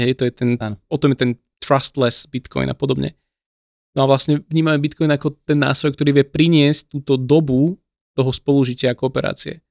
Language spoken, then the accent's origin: Slovak; Slovakia; som zo Slovenska